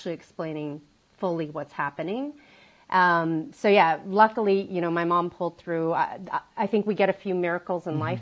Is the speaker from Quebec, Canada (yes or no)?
no; Calgary, Alberta, Canada; I grew up in Calgary, Alberta, Canada